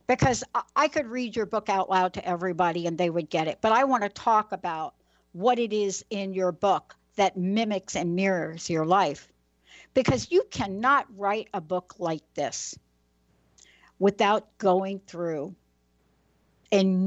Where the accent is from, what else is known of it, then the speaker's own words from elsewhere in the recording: New York, United States; I'm a girl from New York